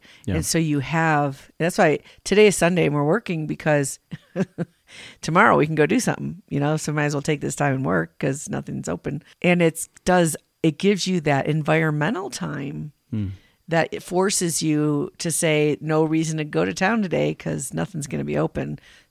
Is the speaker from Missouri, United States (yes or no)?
no; Illinois, United States; now in Colorado, United States; When we were growing up in Illinois